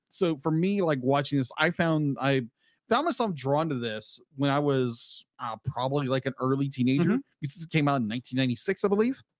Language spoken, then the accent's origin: English; United States; as Americans